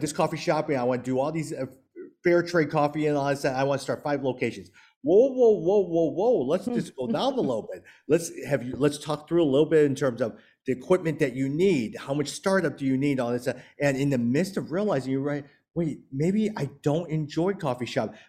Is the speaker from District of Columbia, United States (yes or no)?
no; Chicago, Illinois, United States; moved away; I grew up in the Chinatown area of Chicago.